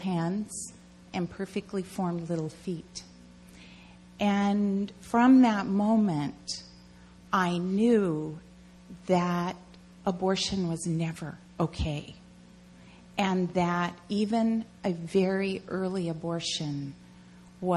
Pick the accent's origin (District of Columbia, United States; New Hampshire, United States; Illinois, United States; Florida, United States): District of Columbia, United States; Washington; moved away as an adult; also born or lived in Seattle; I grew up in the Washington, D.C. area.